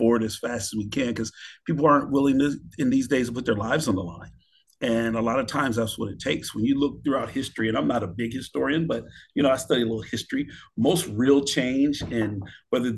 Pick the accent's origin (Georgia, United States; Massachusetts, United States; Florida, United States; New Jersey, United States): Florida, United States; now in Seattle, United States; I am from Florida